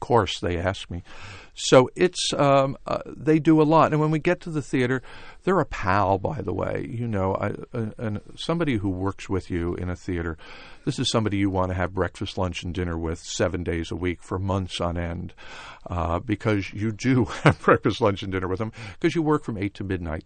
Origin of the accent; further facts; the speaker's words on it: Rye, New York, United States; I grew up just outside of New York in a town called Rye, New York